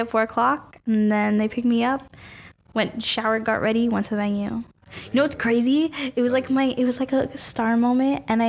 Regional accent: Mississauga, Ontario, Canada; I'm like, I'm from like a place called Mississauga, which is near Toronto.

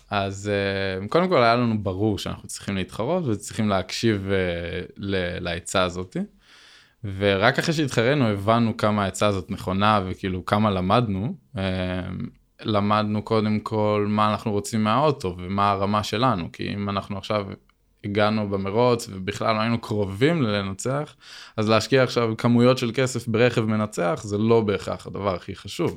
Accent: Binyamina, Haifa District, Israel; moved away as an adult; now in Arad, Israel; אני במקור מבנימינה, אבל בזכות העבודה אז עברתי לערד

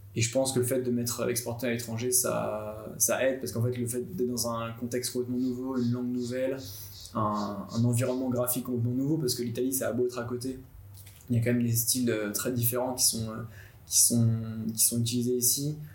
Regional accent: Nantes, Pays de la Loire, France; J'ai 28 ans, je viens de Nantes, j'ai fait ma mana avec Paul à Nantes

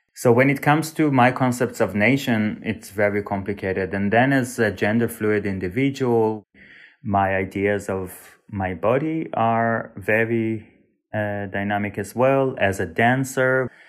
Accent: Israel; moved away as an adult; also born or lived in Sweden; I was born and raised in Israel, but to a family that is partially from Turkey and partially from Uzbekistan and Iran

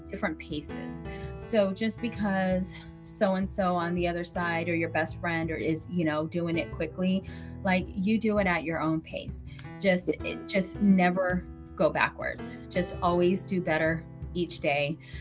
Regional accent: Vallejo, California, United States; also born or lived in Hawaii; now in Antioch, United States; I'm in Antioch, but I grew up in Vallejo. I went to Vallejo High School. Um, yeah, when we moved from Hawaii to we went to we moved to Vallejo and never left there.

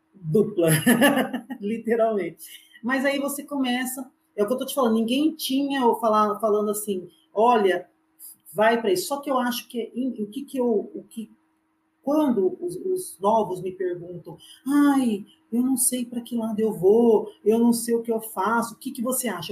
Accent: Mogi das Cruzes, São Paulo, Brazil; eu sou de Mogi

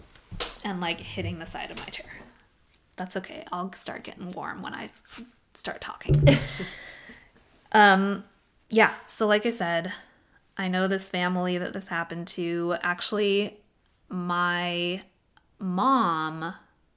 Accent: Oak Harbor, Washington, United States; now in Fresno, United States; my hometown

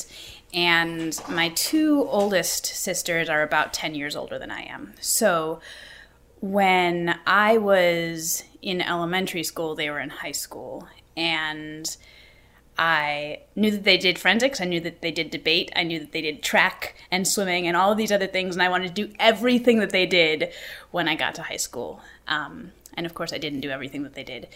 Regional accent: Sheboygan, Wisconsin, United States; moved away as an adult; also born or lived in Kenosha, Wisconsin / Milwaukee, Wisconsin / Minnesota; I grew up in Sheboygan, so when I was doing forensics, I was at Sheboygan South

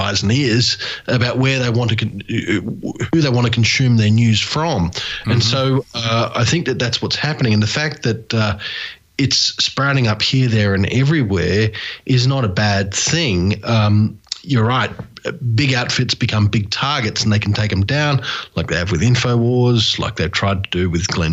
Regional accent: Australia; I'm from Australia

